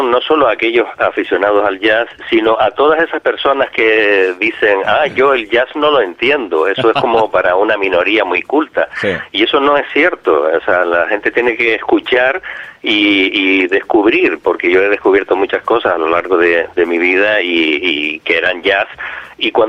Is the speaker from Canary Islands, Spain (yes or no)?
yes; Canary Islands, Spain; Yo soy de aquí, de Gran